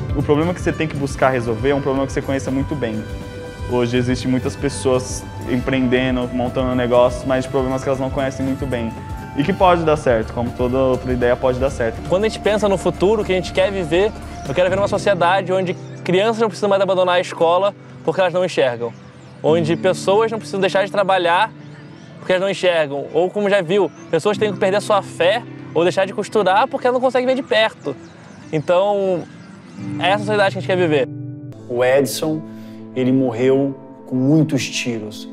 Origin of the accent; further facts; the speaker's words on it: Guarulhos, São Paulo, Brazil; Eu nasci numa favela em Guarulhos, morava dentro de um barraco